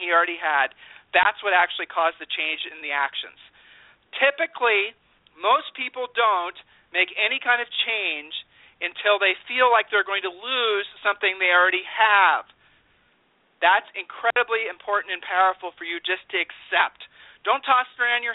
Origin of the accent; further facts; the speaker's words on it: Columbus, Ohio, United States; we grew up in Columbus, Ohio